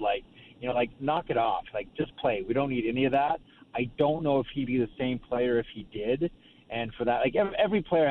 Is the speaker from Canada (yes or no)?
yes; Canada; as a Canadian